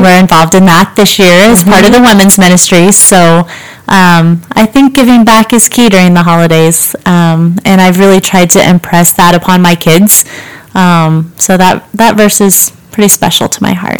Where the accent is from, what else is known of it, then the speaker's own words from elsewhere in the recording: Richmond, Kansas, United States; the little town I grew up in, I grew up in Richmond, Kansas, not far from here